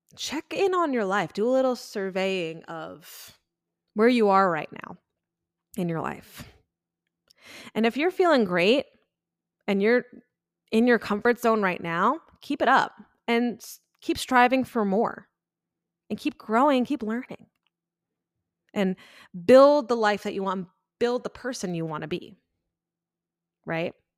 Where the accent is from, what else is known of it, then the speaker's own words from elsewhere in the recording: Long Island, New York, United States; moved away; I grew up and born and raised on Long Island